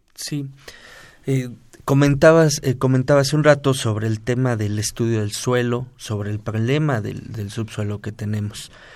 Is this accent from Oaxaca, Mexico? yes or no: no; Mexico City, Mexico; la colonia del Márquez, de donde yo vengo